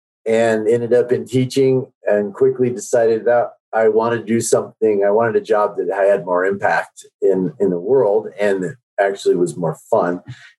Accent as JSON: {"language": "English", "town": "Denver", "region": "Colorado", "country": "United States", "tie": "born or raised there", "also_born_or_lived": "Seoul, South Korea", "said": "So I grew up in Denver. I was born in Seoul, Korea, and I was adopted to an American family at a very young age and ended up in Denver. And I also have two sisters, one who's also Asian, and also adopted."}